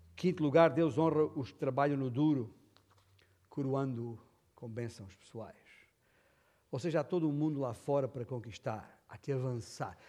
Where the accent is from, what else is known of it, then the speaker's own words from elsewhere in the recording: Alentejo, Portugal; eu sou alentejano